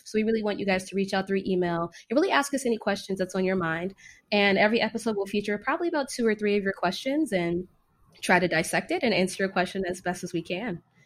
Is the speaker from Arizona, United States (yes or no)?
no; Fort Lauderdale, Florida, United States; moved away as an adult; also born or lived in Washington, D.C. / Caribbean / New York City / Chicago; now in California, United States; I'm originally from Fort Lauderdale, Florida.